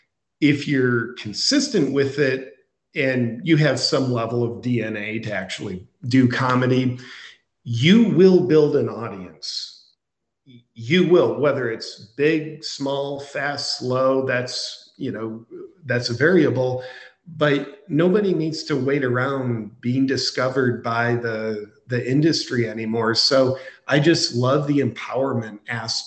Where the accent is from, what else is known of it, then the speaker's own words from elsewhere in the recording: United States; now in Austin, United States; I was born in America